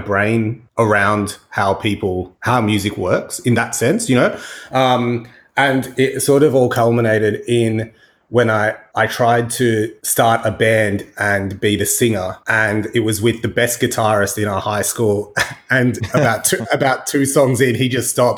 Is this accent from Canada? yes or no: no; Australia; Growing up in Australia